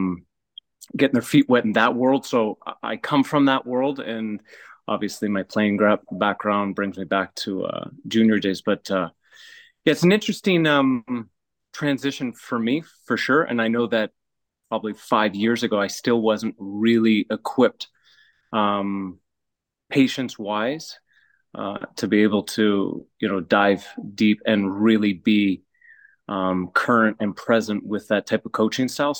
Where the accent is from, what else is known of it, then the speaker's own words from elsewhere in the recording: Canada; being Canadian, not really growing up on clay